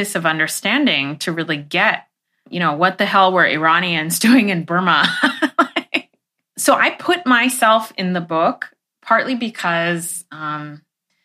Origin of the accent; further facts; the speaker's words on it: Los Angeles, California, United States; also born or lived in Iran; when I was growing up